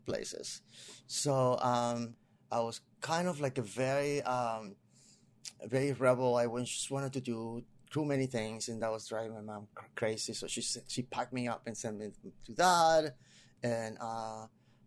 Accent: Panama City, Panama; English is a second language; moved away as an adult; also born or lived in Puerto Rico; now in Los Angeles, United States; I came in 1992. I'm originally from Panama.

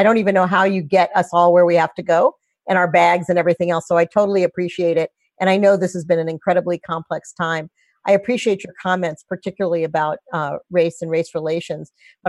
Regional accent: St. Louis, Missouri, United States; I'm from St. Louis, Missouri

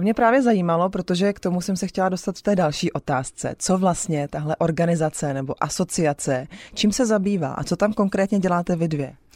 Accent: Czechia; my jako Češi

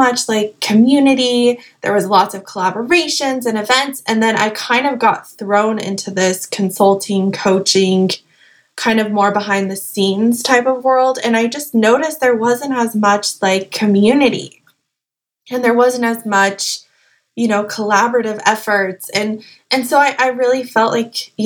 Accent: Salt Lake City, Utah, United States; moved away as an adult; also born or lived in Hawaii; now in Beverly Hills, United States; I'm originally from Salt Lake City, Utah

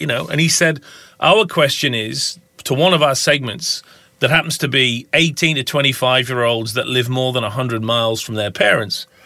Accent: Lake District, North West England, United Kingdom; moved away as an adult; also born or lived in United States / Minnesota; now in Tasmania, Australia; I'm obviously a Pom. Um, I grew up in the Lake District in the far north of, of England

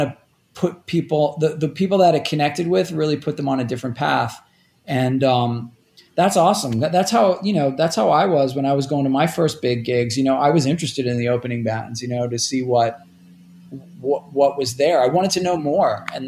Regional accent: Rockaway Beach, New York, United States; although for the most part, I grew up in Rockaway Beach, which is kind of like on the edge of Queens.

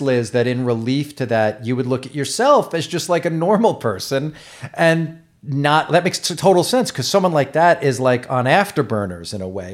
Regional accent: New York, United States; I grew up in New York in the late 70s and 80s.

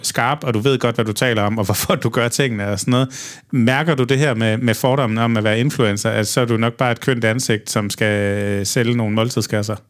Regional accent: Odense, Southern Denmark, Denmark; jeg kommer fra Odense

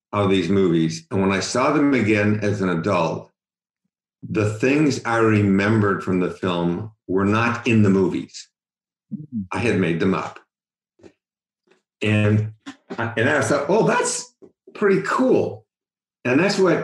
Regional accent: Utah, United States; moved away as an adult; also born or lived in West Virginia / Cincinnati, Ohio; now in San Francisco, United States; I was born in West Virginia, but as soon as the war was over, my father came out and got my mother from where she was in West Virginia and moved out to Utah

